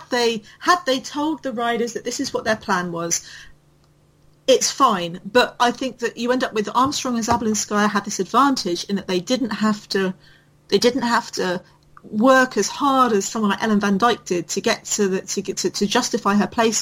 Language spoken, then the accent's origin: English; United Kingdom